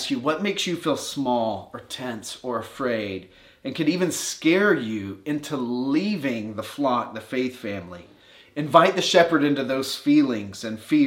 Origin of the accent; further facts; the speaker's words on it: Warner Robins, Georgia, United States; I grew up in Warner Robins, Georgia